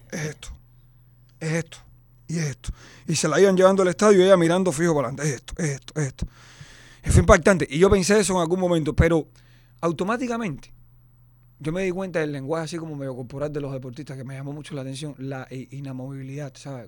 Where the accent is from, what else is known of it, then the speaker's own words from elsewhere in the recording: Cuba; now in Miami, United States; somos cubanos y somos muy pasionales